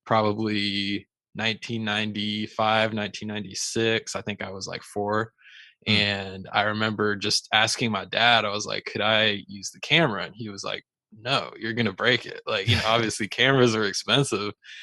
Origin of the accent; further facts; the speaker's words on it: Raleigh, North Carolina, United States; I'm originally from Raleigh, North Carolina, and actually that's where I am today